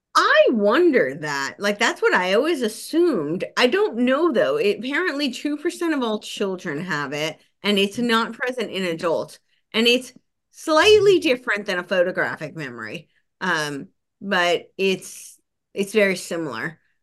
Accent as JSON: {"language": "English", "region": "New Jersey", "country": "United States", "tie": "born or raised there", "also_born_or_lived": "Los Angeles", "moved": "yes", "said": "I grew up right outside New York City"}